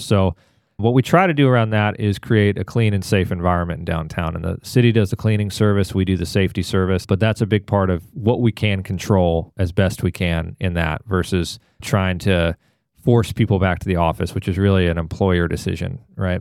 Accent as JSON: {"language": "English", "town": "Atlanta", "region": "Georgia", "country": "United States", "tie": "born or raised there", "also_born_or_lived": "Washington, D.C.", "moved": "as an adult", "lives_now": "Raleigh, United States", "said": "I grew up in Atlanta."}